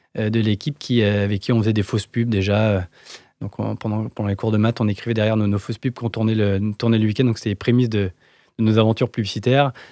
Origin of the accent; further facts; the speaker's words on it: Paris suburbs, Île-de-France, France; J'ai grandi en banlieue parisienne